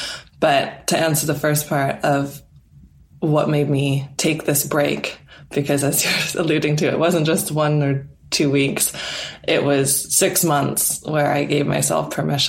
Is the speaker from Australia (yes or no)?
no; Canada; moved away as an adult; now in England, United Kingdom; my home country of Canada